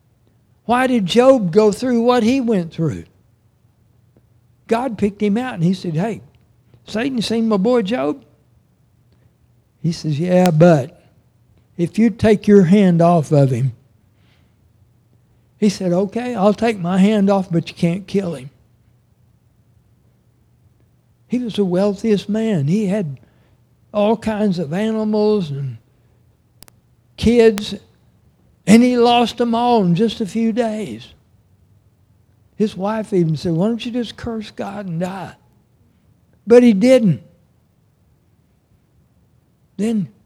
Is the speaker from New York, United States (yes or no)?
no; Oklahoma, United States; also born or lived in Arkansas; As a kid, when we moved back to Oklahoma from Arkansas, we moved to Oshelita